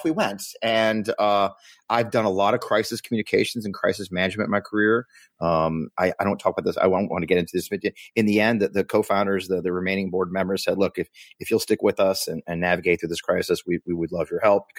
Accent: St. Louis, Missouri, United States; moved away as an adult; also born or lived in Washington, D.C.; my hometown. I grew up here

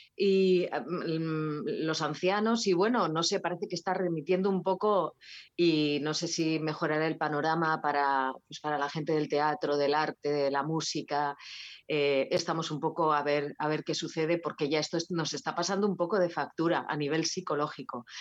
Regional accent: Basque Country, Spain; Euskal Herria, que es de donde soy, del País Vasco.

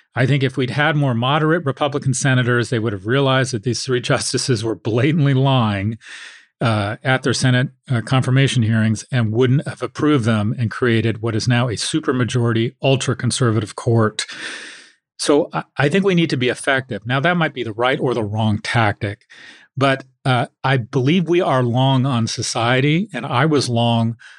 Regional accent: Los Angeles, California, United States; I've I've grown up in America.

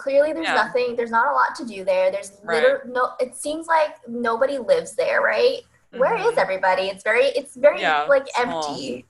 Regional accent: Northern California, United States; I'm from Northern California

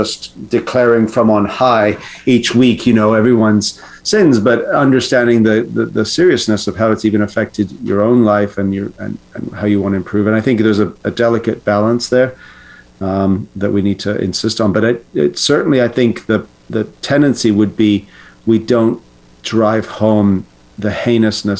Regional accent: Canada; as a Canadian

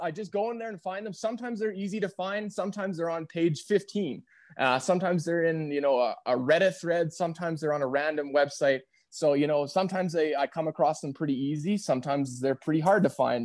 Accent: Red Deer, Alberta, Canada; also born or lived in Calgary; now in Airdrie, Canada; I grew up in Red Deer, so I've been in Alberta, based in Southern Alberta, but my, my whole life

